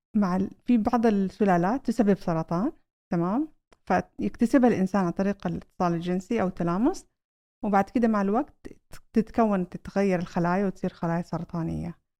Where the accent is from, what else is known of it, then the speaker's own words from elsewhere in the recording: Saudi Arabia; عندنا في السعودية